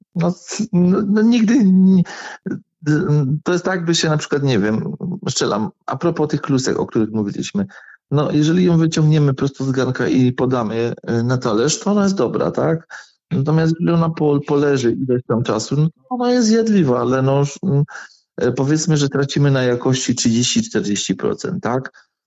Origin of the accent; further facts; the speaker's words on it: Wodzisław Śląski, Silesian Voivodeship, Poland; accent: Silesian dialect; u mnie w Wodzisławie robi się bez dziury